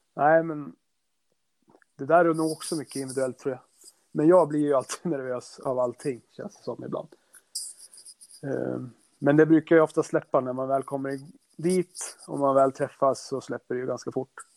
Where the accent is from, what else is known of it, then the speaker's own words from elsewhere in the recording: Norrland, Sweden; där vi är ifrån